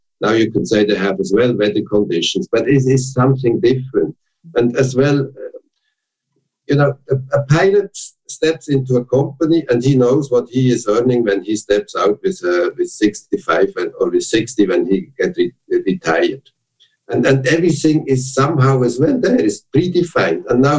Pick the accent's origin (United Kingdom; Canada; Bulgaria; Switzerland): Switzerland; now in Germany; And when I came from Switzerland, where you have almost no unions, to Germany, and I got the CEO at LTU, that was really a total rethinking